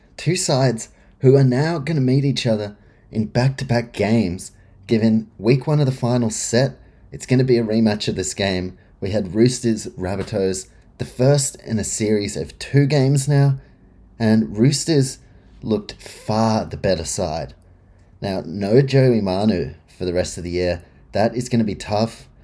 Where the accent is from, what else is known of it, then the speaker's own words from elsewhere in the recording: New Zealand; as a Kiwi